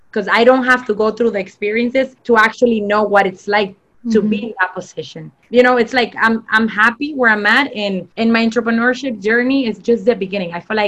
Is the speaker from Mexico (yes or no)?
yes; Mexico; moved away; and even when I came from Mexico, you know, I went through like really, I would say sad times because life was basically flipped upside down with everything.